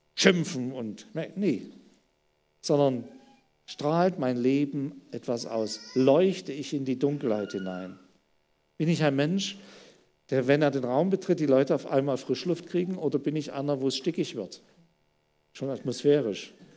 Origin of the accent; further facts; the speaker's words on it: Germany; wir als Deutsche